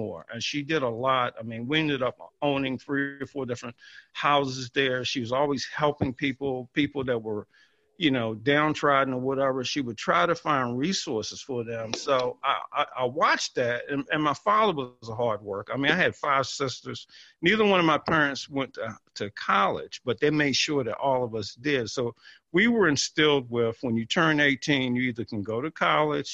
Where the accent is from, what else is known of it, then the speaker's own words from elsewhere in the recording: Mathews County, Tidewater, Virginia, United States; I'm from a little town in Tidewater, Virginia, called Matthews County, which is right on the middle peninsula. Small town, grew up, no traffic lights, but had a good life there